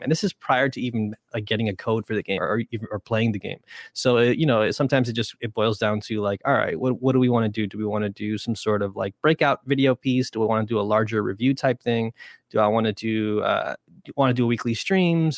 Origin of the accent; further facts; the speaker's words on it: New York City, New York, United States; first language Spanish; also born or lived in Brentwood, Long Island; all three of us are, uh, born and raised in New York, uh, specifically New York City